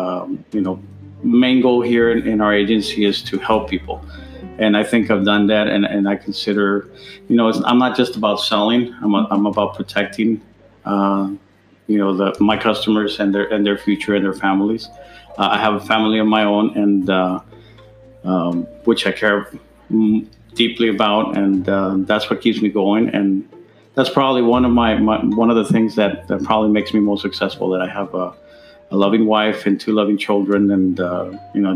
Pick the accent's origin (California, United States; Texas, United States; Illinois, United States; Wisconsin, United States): Texas, United States; El Paso; also born or lived in Ciudad Juárez, Mexico / Albuquerque, New Mexico; I was born in Juarez, but been here in El Paso, Texas, most of my life